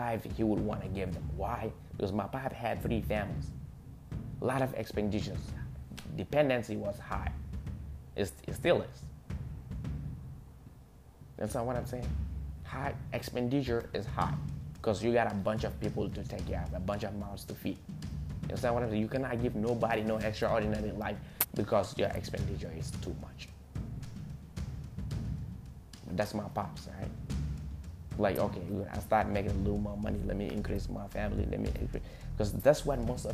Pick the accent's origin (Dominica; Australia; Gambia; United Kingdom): Gambia; English is a second language; moved away as an adult; now in United States; I'm a Gambian by nationality. I was born and raised in Gambia. I came here at the age of 18.